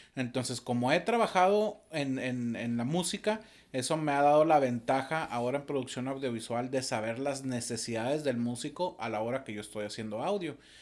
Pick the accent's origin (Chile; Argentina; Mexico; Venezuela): Mexico; Torreón, Coahuila; moved away; soy originario de Torreón, Coahuila